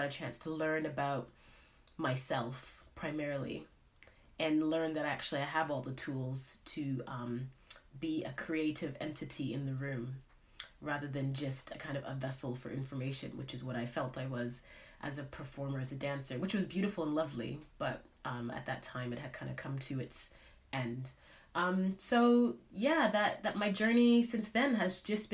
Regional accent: Canada; moved away as an adult; now in United Kingdom; I'm from Canada originally, and I've been in the UK now for about 12 years

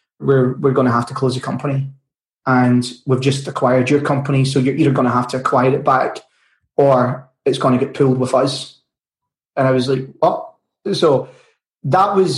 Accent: Glasgow, Scotland, United Kingdom; From Bonnie, Scotland in Glasgow

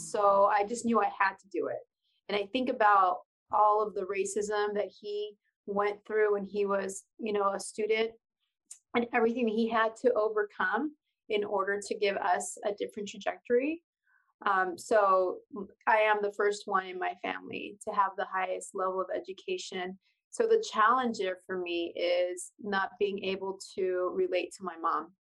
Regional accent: Pasadena, California, United States; first language Spanish; English is a second language; also born or lived in El Sereno, Los Angeles; So, I was actually born in Pasadena, California.

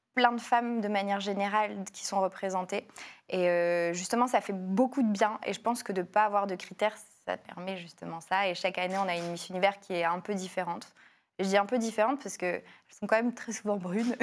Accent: Lille, Hauts-de-France, France; je suis née à Lille, c'était vraiment ma ville.

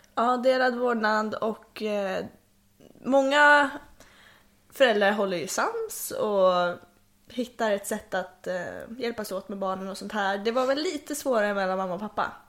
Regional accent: Sweden; also born or lived in Hölö; jag föddes 2004 också i Hölö jag tror att jag hann bo på Tullgården ett år innan vi flyttade tillbaka till Bergåkra

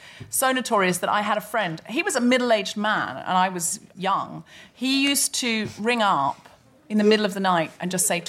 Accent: Australia; moved away as an adult; now in United Kingdom; I was raised in Australia

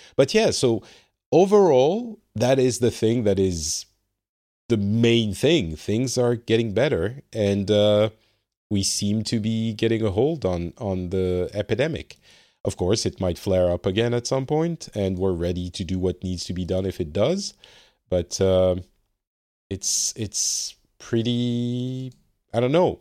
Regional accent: France; now in Finland; I am from France originally, but currently residing in Finland.

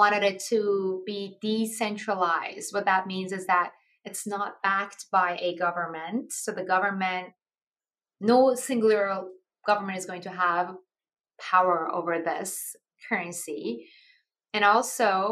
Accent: Iran; moved away; I'm actually originally from Iran

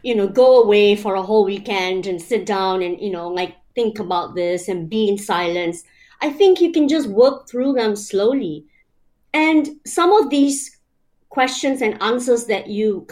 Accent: Malaysia; moved away; I grew up in Malaysia, you know, I've lived around the world

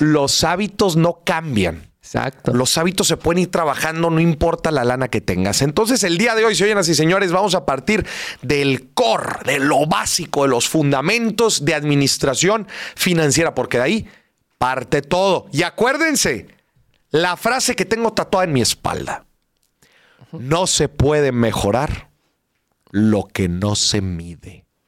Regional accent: Monterrey, Nuevo León, Mexico; ¿Cómo somos los regios?

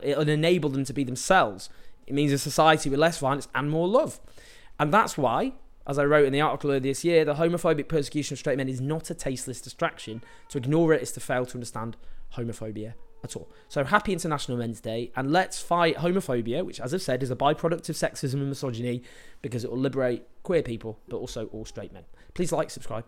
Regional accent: Stockport, North West England, United Kingdom; I grew up in Stockport in the nineteen nineties

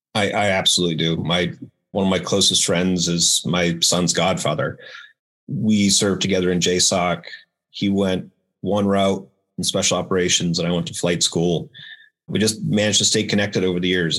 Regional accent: Maine, United States; now in Cary, United States; I grew up in Maine

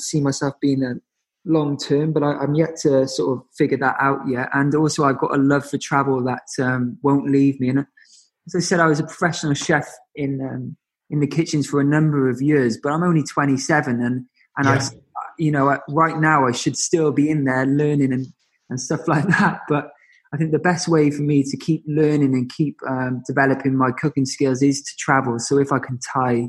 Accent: Cardiff, Wales, United Kingdom; now in London, United Kingdom; Cardiff will always be my home

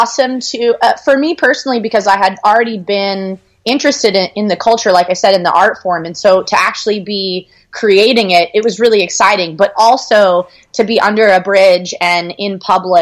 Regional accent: Austin, Texas, United States; we grew up in Austin, which is an awesome city to grow up

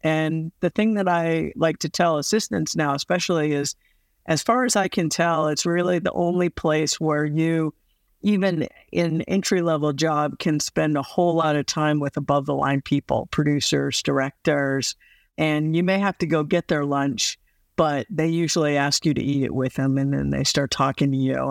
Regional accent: Midwest, United States; moved away; also born or lived in the South; I grew up in the Midwest, um, and in the South

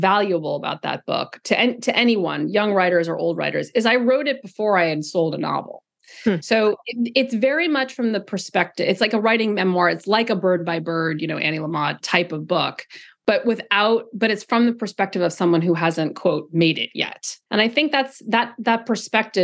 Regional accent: California, United States; moved away; I grew up in California

